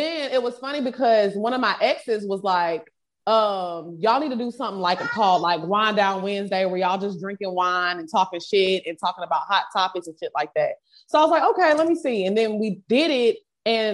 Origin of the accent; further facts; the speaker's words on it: Houston, Texas, United States; moved away as an adult; now in Atlanta, United States; We're from Houston